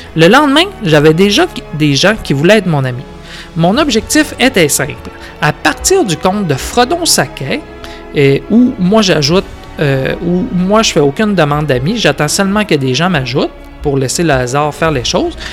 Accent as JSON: {"language": "French", "region": "Quebec", "country": "Canada"}